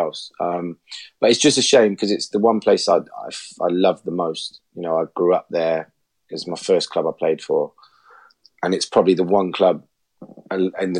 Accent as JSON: {"language": "English", "town": "Bristol", "region": "South West England", "country": "United Kingdom", "said": "I'm obviously from Bristol."}